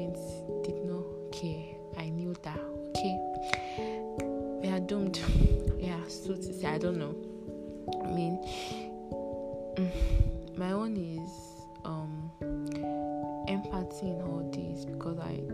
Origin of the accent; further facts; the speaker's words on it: Nigeria; I'm from Nigeria.